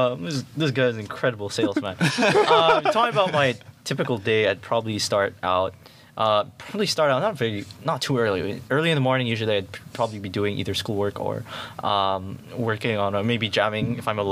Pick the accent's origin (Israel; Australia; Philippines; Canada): Philippines; now in Singapore; I'm from the Philippines